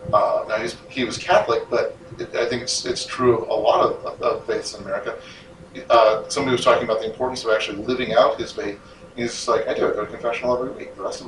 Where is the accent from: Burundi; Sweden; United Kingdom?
Sweden; born there; I grew up in a Christian family. I was born in Sweden, therefore I'm part of the Swedish church.